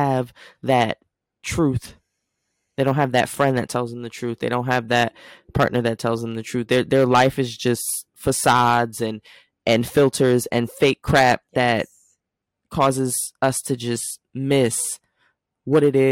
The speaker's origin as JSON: {"language": "English", "region": "New Jersey", "country": "United States", "said": "I'm from New Jersey."}